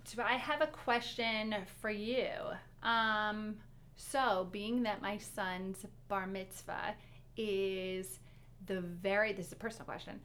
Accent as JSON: {"language": "English", "town": "Detroit", "region": "Michigan", "country": "United States", "tie": "born or raised there", "said": "we grew up in Detroit"}